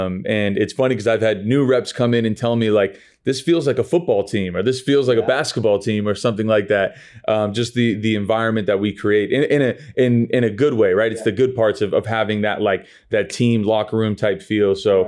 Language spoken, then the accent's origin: English; California, United States; I grew up in Southern California.